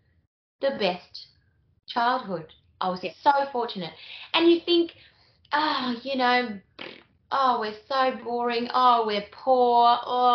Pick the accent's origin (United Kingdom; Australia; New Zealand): Australia; Bambam Springs, Queensland; I'm from Bambam Springs in Queensland